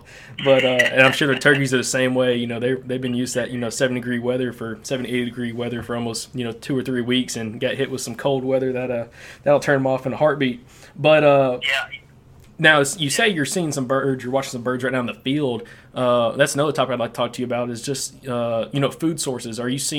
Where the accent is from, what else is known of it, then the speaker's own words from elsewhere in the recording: Alabama, United States; also born or lived in North Carolina; I'm from Alabama, but right now I'm in North Carolina.